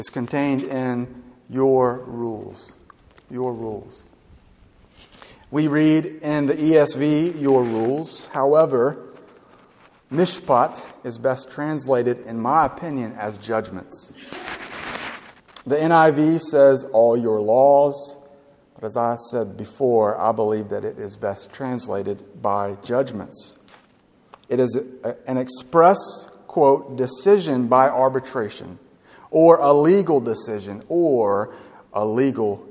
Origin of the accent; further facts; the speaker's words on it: Gulf Shores, Alabama, United States; I'm from Gulf Shores